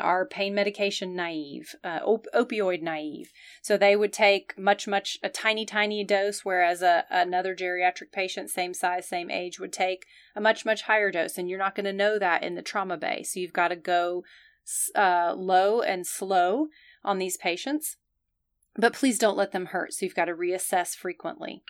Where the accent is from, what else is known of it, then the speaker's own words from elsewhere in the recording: the South, United States; I'm from the South, where we tend to be formal